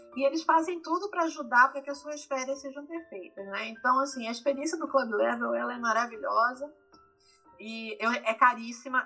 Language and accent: Portuguese; Brazil; now in United States; nós somos originalmente do Brasil, nós viemos do Brasil